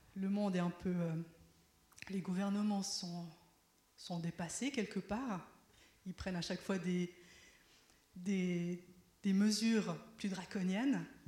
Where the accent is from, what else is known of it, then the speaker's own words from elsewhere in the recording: Switzerland; je suis né en Suisse et c'est mon pays, je le connais.